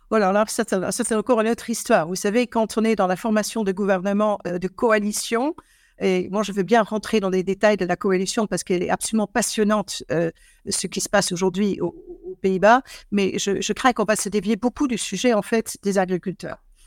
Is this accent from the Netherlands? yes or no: yes; Eindhoven, North Brabant, Netherlands; French is a second language; now in France; je suis née à Eindhoven, hein, donc qui est effectivement la partie sous les fleuves, donc la partie catholique des, des Pays-Bas où je suis née